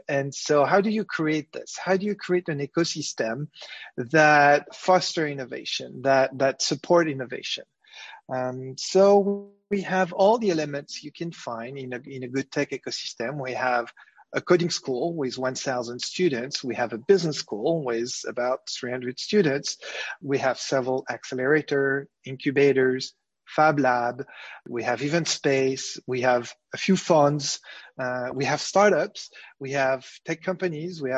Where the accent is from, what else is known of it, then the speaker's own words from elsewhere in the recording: Paris, Île-de-France, France; moved away as an adult; now in Ukraine; Well, I'm French. I grew up in Paris